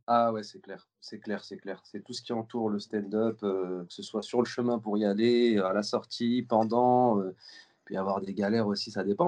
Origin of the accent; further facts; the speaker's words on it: Lyon, Auvergne-Rhône-Alpes, France; now in Paris, France; je suis lyonnais